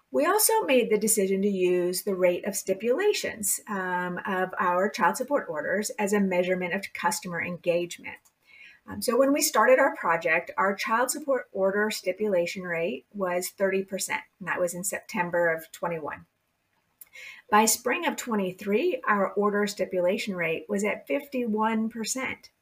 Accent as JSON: {"language": "English", "region": "California", "country": "United States", "tie": "born or raised there", "said": "I was born and raised in California"}